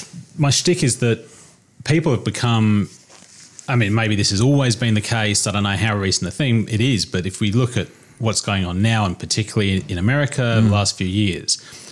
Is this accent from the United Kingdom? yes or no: yes; England, United Kingdom; now in Australia; when I go to the UK, everyone thinks I'm Australian, but Aussies generally can tell that I'm a POM.